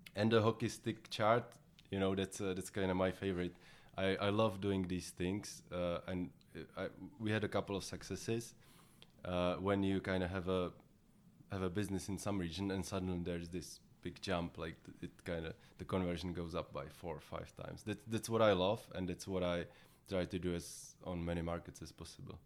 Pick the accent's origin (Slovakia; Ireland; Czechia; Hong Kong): Czechia; I'm from the Czech Republic